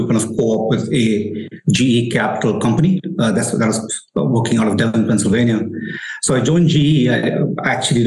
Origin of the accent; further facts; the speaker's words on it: India; moved away as an adult; also born or lived in United States / Pune; Born and raised in India